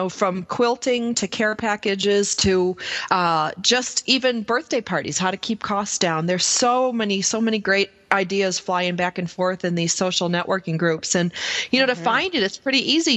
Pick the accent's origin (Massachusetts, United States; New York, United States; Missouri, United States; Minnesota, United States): New York, United States; Buffalo; now in Los Angeles, United States; I am originally from Buffalo calling you from Los Angeles